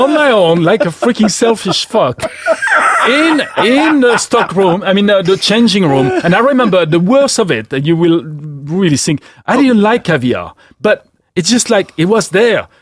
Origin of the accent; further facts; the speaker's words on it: Gien, Centre-Val de Loire, France; moved away as an adult; also born or lived in Paris; we moved to the center of France, which is like the Loire region